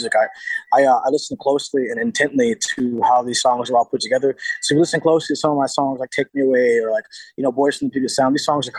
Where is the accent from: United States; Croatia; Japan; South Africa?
United States; Seattle, Washington